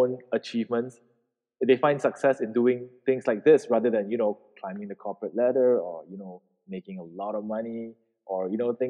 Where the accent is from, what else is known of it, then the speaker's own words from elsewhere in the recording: George Town, Penang, Malaysia; because I grew up in Penang, and Penang is a very, very small city